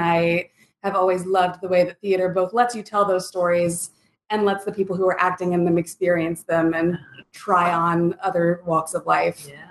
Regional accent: the Bible Belt, United States; moved away as an adult; now in Lawrence, United States; I'm, I'm from Bible Belt

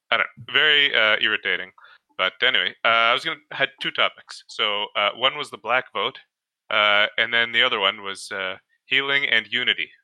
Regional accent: Canada; I'm from Canada

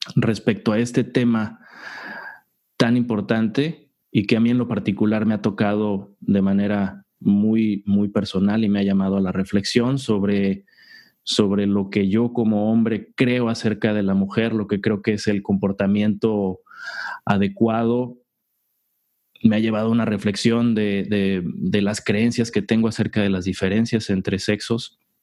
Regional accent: Mexico; Como hombres en una sociedad como la mexicana

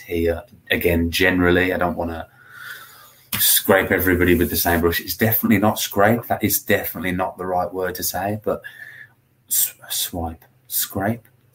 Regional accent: Birmingham, West Midlands, United Kingdom; I'm from Birmingham

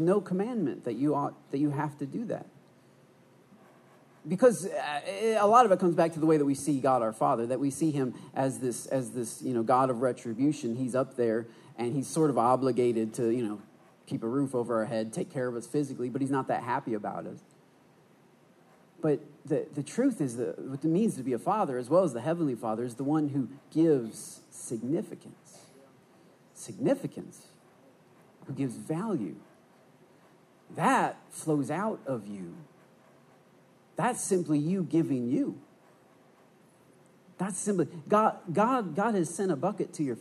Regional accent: Port Huron, Michigan, United States; I'm from Port Huron, Michigan, which is right on the thumb of the knuckle of the thumb of Michigan

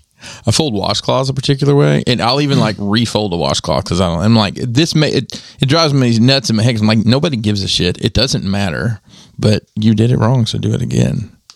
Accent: Alabama, United States; now in Maryland, United States; I'm from Alabama.

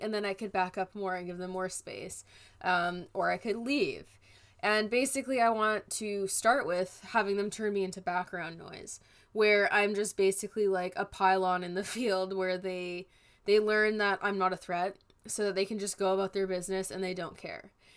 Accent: British Columbia, Canada; as a Canadian

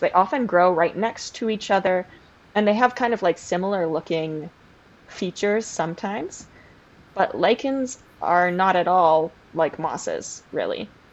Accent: Canada; I am Canadian

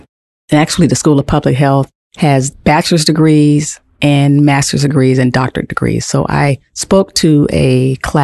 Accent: Los Angeles, California, United States; moved away; back in my hometown of Los Angeles

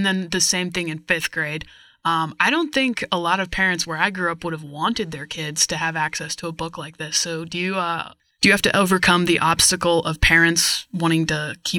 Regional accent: Kansas, United States; I grew up in Kansas

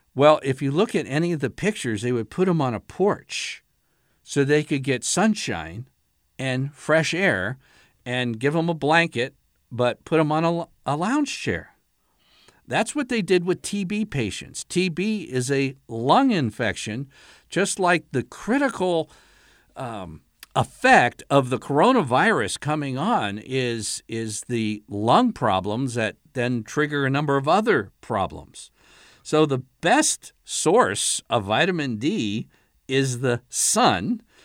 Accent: Allentown, Pennsylvania, United States; I was a real little guy, uh, growing up in Allentown, Pennsylvania.

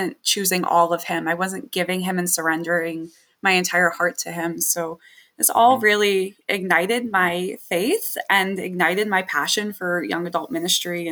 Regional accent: New Jersey, United States; I was raised in New Jersey in a Catholic household

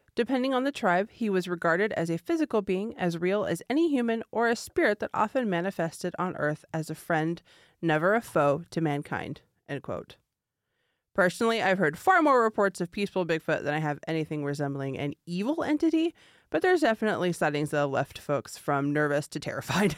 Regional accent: California, United States; moved away; my home state of California

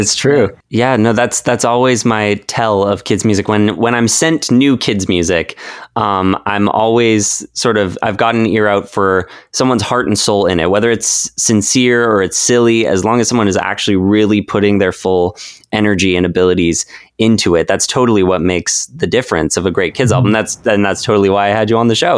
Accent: Vancouver, British Columbia, Canada; I'm from Vancouver, Canada

